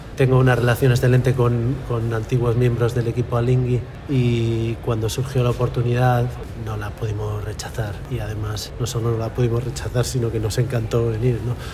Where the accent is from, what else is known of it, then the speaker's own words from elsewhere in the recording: Galicia, Spain; also born or lived in Netherlands / Valencia; tengo mucha, mucho apego a mi tierra y no, no, no fui capaz de irme y, dije, bueno, pues la única forma de vivir en Galicia